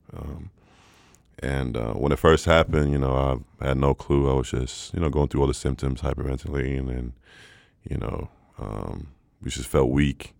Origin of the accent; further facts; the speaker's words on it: Stockholm, Stockholm County, Sweden; born and raised in Stockholm. Uh, father is American